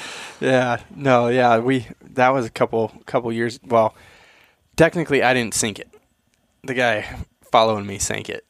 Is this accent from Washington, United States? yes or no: yes; Eastern Washington, United States; I grew up in Eastern Washington